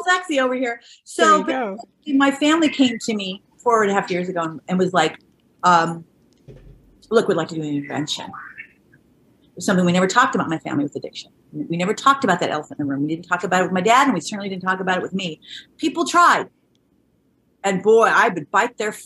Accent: Orange County, California, United States; a very modest, below like average upbringing in Orange County

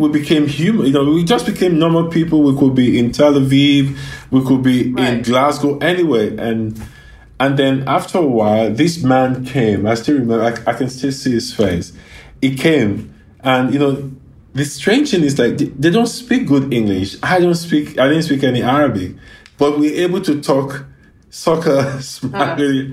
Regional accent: Ibadan, Oyo, Nigeria; now in Los Angeles, United States; the area I grew up in, there were like Jewish kids uh, there were Lebanese kids

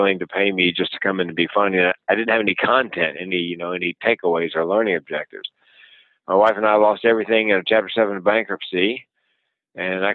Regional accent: the South, Southern United States, United States; accent: Southern; being a Southerner

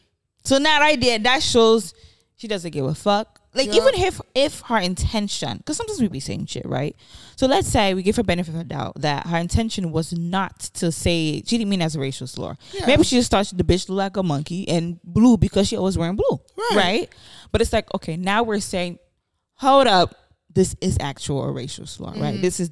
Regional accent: New York City, New York, United States; I grew up in the Bronx.

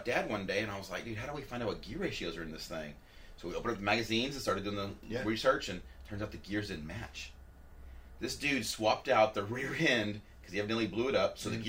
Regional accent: Victoria, Texas, United States; my hometown, Victoria, man. I'm 2 hours from Austin, Houston, San Antonio, Corpus.

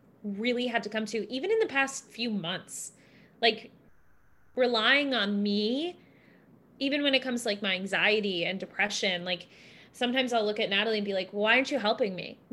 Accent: Wisconsin, United States; I'm from Wisconsin

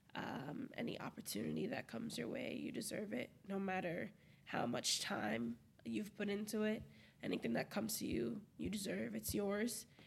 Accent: Brockton, Massachusetts, United States; moved away as an adult; now in Providence, United States; I love Brockton. I'm from Brockton. I'll rep Brockton until

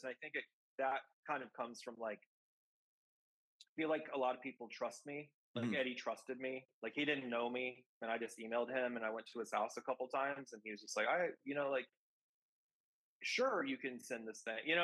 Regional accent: Kansas City, Missouri, United States; I grew up in Kansas City.

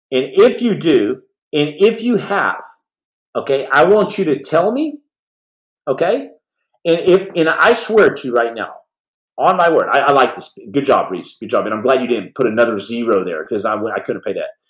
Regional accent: Australia; I'm from Australia.

